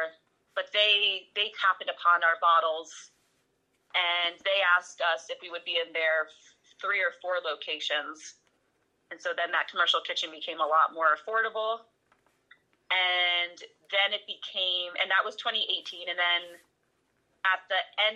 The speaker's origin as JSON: {"language": "English", "region": "New Jersey", "country": "United States", "moved": "yes", "said": "I'm from New Jersey"}